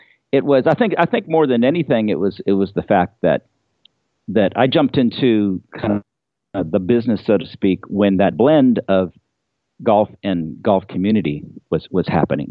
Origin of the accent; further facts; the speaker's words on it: Pebble Beach, California, United States; I grew up in Pebble Beach